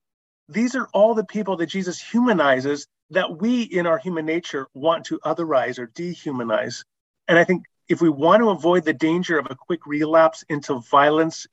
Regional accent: Canada; I'm a Canadian.

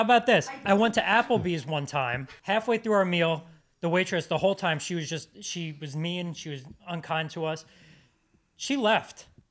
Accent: Huntington, New York, United States; my birthday in my hometown, we're gonna be in Huntington, New York

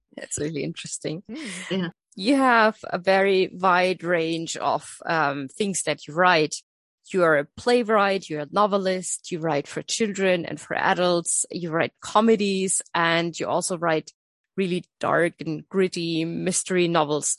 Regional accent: Coburg, Bavaria, Germany; I'm from Coburg, so I'm from her ah, husband's birthplace

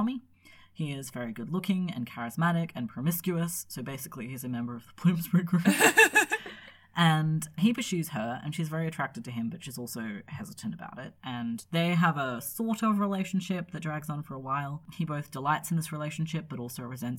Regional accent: Australia; we're Australian

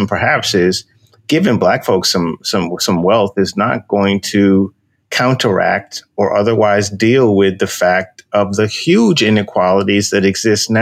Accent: New York, United States; We're from New York

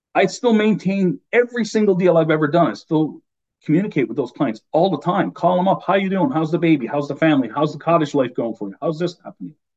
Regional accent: Newfoundland and Labrador, Canada; accent: Newfie; moved away as an adult; my Newfie accent comes out, even though I've been, you know, I left home almost 30 years ago.

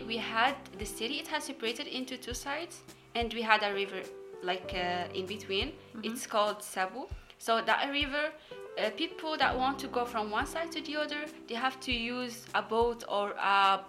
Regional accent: Morocco; moved away as an adult; now in Germany; I'm from Morocco. I'm an exchange student in the Hochschule. I'm studying computer science. And yeah, I'm living in Germany since almost 1 year.

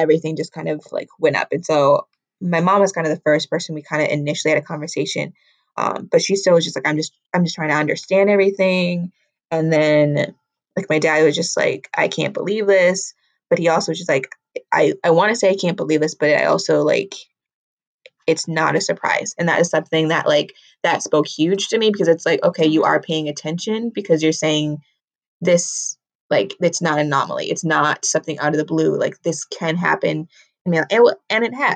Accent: Minnesota, United States; I'm from Minnesota.

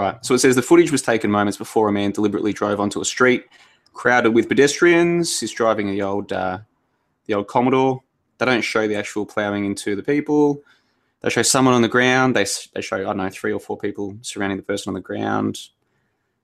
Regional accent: Melbourne, Victoria, Australia; I grew up in Melbourne.

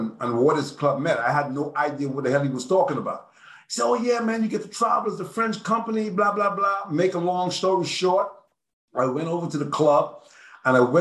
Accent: Nassau, New Providence, Bahamas; moved away as an adult; I'm from Nassau, Bahamas, so I was living in Nassau

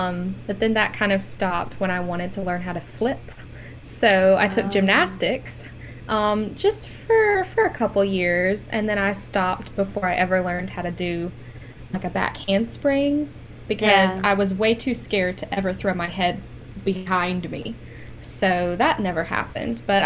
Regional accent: Madison, Mississippi, United States; I'm from Madison, Mississippi, and I came to MC in 2015 for my undergrad.

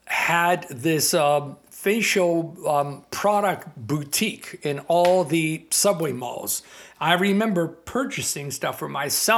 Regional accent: Toronto, Ontario, Canada; born or raised there

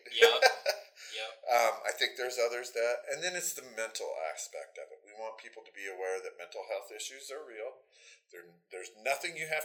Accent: Lynden, Washington, United States; I grew up in Linden, so obviously I'm biased. Uh, but having lived there for so long and gone from a population, I think when I was younger, it was about 3,200 to now we're 15,000 something

